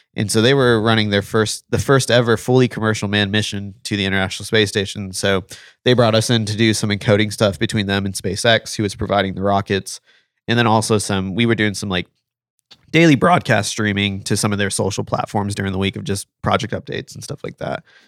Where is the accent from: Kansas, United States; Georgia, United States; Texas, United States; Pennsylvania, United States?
Texas, United States; South; I was born in Texas, uh, spent most of my life in South Texas